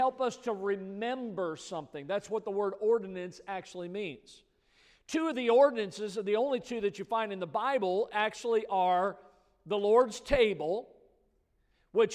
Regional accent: Midwest, United States; now in South Florida, United States; I grew up in the Midwest

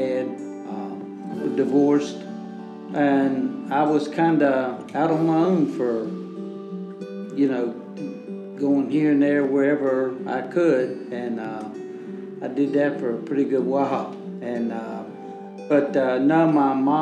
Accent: Charleston, West Virginia, United States; I'm 73, and I was born in Charleston, West Virginia.

